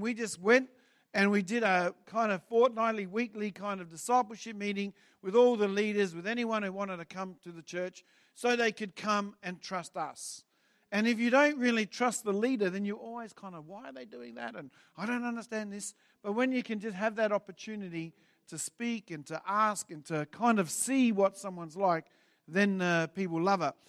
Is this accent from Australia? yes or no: yes; Adelaide, South Australia, Australia; moved away as an adult; now in Brisbane, Australia; I grew up in Adelaide. I was here for forty-eight years